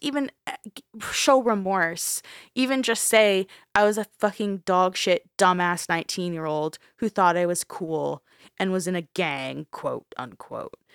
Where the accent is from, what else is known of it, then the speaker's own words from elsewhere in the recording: Canada; We're Canadian